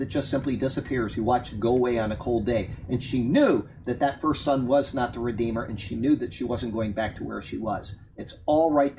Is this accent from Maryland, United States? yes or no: no; Massachusetts, United States; moved away; One of my closest friends that I grew up with up in Massachusetts